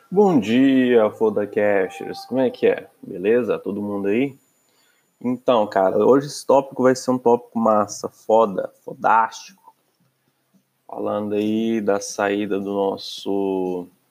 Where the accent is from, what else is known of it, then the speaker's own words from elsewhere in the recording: Brazil; moved away; Eu, sendo brasileiro